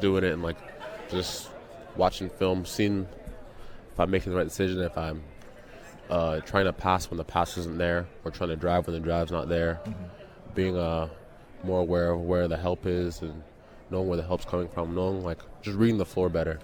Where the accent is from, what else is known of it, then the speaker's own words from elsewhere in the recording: Missouri, United States; also born or lived in London / Nigeria; now in Toronto, Canada; I grew up with him in Missouri.